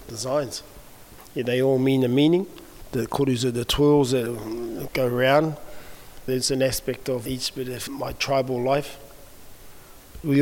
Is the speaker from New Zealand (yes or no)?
yes; New Zealand; born or raised there